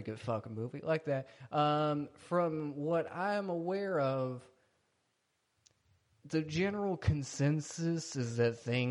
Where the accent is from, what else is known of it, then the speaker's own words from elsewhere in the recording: Boston, Massachusetts, United States; But keep, I'm from Boston.